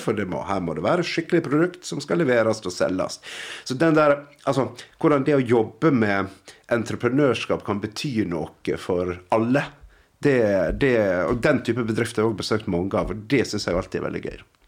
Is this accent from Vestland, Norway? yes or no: yes; Nordfjord, Vestland, Norway; for meg som nordfjording